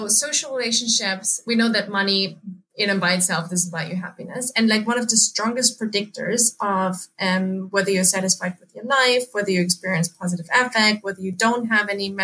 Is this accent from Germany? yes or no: yes; Germany; moved away as an adult; also born or lived in England; so I grew up in Germany. That's why I spent all of my teenage years and like before I moved to England